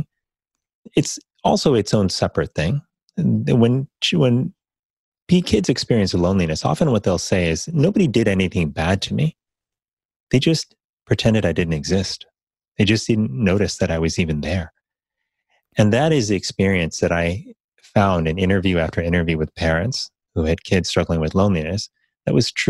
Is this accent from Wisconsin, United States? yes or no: no; Miami, Florida, United States; growing up in Miami, Florida